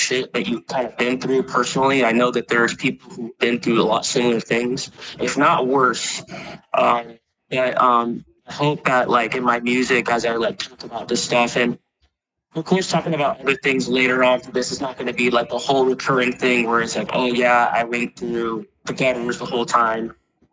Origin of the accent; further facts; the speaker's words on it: Puerto Rico; moved away; I was born in Puerto Rico